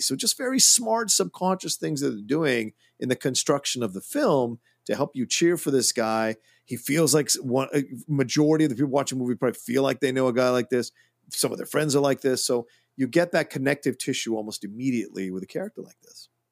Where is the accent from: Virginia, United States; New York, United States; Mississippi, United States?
Virginia, United States; Northern; moved away; I grew up in Virginia, in Southern Virginia. We had, or Northern Virginia